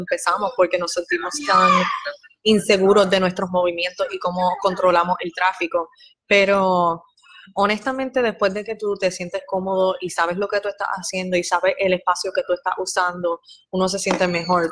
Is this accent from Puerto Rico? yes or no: yes; Puerto Rico; also born or lived in Guatemala; yo no nací en Puerto Rico, nací en Guatemala, pero me crié en Puerto Rico